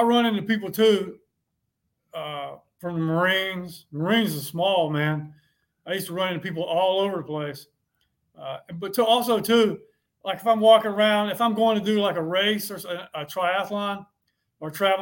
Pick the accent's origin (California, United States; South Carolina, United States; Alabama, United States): South Carolina, United States; Bennettsville; moved away; I went to high school there. I grew up there.